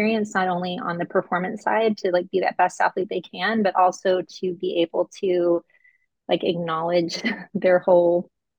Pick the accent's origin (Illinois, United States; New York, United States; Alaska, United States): Alaska, United States; I'm from Alaska, so it's always interesting the freakouts, cold weather freakouts in Southern California.